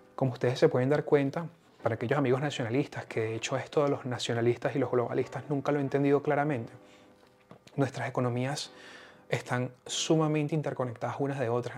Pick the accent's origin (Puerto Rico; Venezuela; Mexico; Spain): Venezuela; moved away; yo vengo de Venezuela